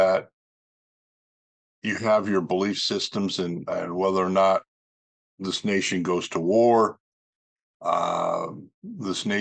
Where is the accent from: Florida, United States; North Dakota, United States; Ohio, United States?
North Dakota, United States; moved away; North Dakota, my home state where I grew up as a child